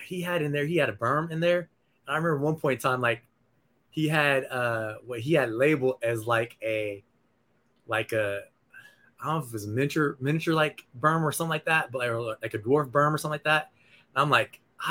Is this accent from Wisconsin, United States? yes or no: no; Nebraska, United States; moved away as an adult; now in Arizona, United States; I grew up in Nebraska, man. I moved out to Arizona in 2003 after I graduated from college.